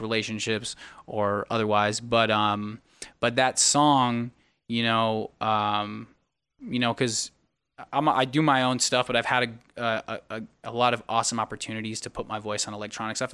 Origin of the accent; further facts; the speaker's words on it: United States; moved away; my hometown of Sacramento, Arizona